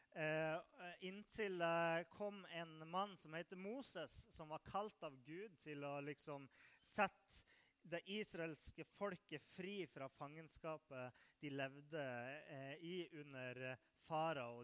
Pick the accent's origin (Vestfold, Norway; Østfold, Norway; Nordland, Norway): Nordland, Norway; moved away; Jeg kommer fra Nordland